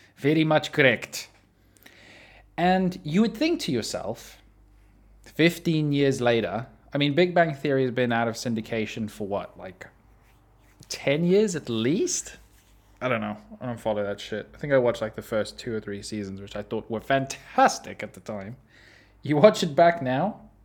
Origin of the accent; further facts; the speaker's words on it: South Africa; I'm South African